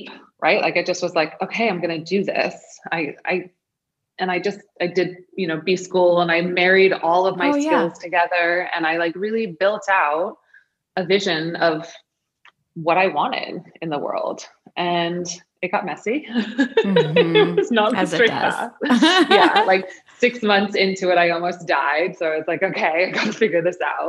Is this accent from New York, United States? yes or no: yes; New York, United States; moved away as an adult; also born or lived in Maine; I'm from New York. I'm new to Maine